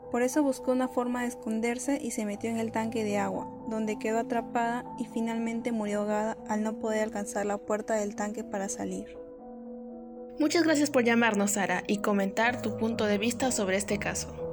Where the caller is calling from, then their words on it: San Martín de Porres, Lima, Peru; ¿De dónde nos llamas, …? De San Martín de Porres.